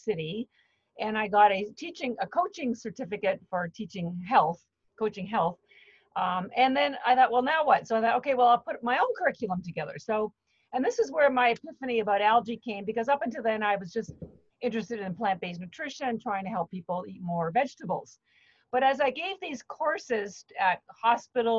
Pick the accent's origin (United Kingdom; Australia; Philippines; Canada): Canada; moved away as an adult; now in Boston, United States; I'm actually Canadian, but I've lived in Boston for the last 30 years